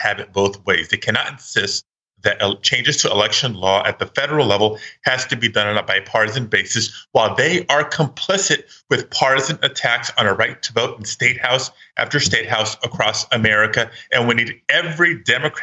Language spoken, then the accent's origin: English; California, United States; California, my home state